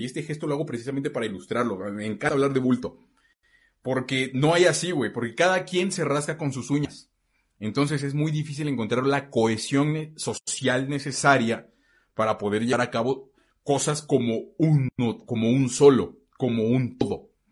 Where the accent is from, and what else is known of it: Mexico; first language Spanish